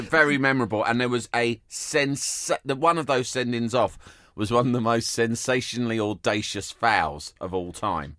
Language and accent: English; London, United Kingdom; growing up in London